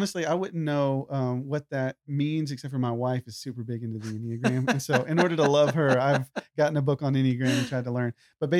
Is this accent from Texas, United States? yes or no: yes; Texas, United States; I love Texas. Like I said, where did I grow up? I grew up in Texas.